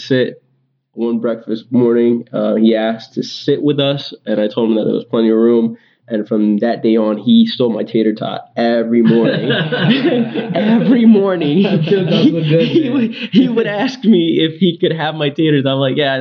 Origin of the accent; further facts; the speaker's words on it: Hartford, Connecticut, United States; also born or lived in Worcester, Massachusetts; I was born in Hartford, Connecticut, where I was raised